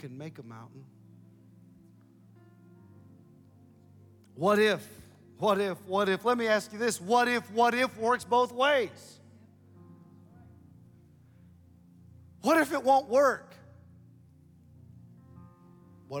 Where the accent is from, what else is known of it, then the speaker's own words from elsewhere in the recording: Ohio, United States; moved away as an adult; now in Columbus, Mississippi, United States; I'm from Ohio